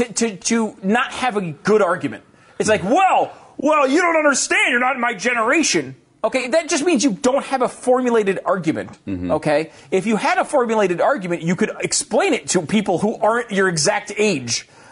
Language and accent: English; Connecticut, United States; I grew up in Connecticut. Okay, nobody had any guns there. I didn't know. I mean, again, at least in my circles, and I did not live in a city, but I lived in rural Connecticut, not in a farming community, but like a suburban town.